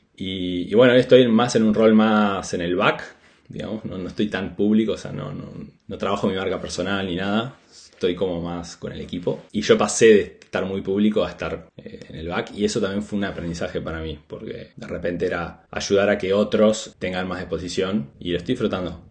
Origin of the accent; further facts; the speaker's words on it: Argentina; moved away as an adult; also born or lived in Buenos Aires, Argentina; now in Spain; nosotros, los que somos del interior del país, nos vamos a casa temprano